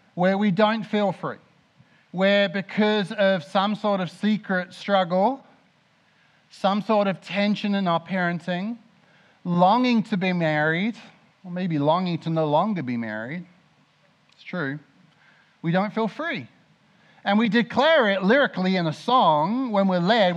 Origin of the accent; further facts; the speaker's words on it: Mildenhall, East of England, United Kingdom; moved away; I grew up in Mildenhall, right next to RAF Mildenhall.